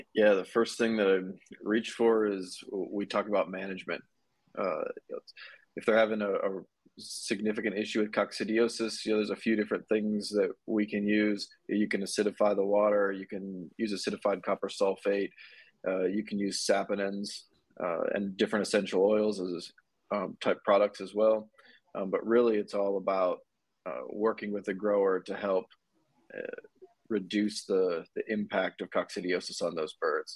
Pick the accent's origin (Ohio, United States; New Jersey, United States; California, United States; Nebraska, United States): Ohio, United States; moved away as an adult; also born or lived in Georgia; now in Dallas, United States; originally I'm from Ohio, uh, currently live in Dallas, Texas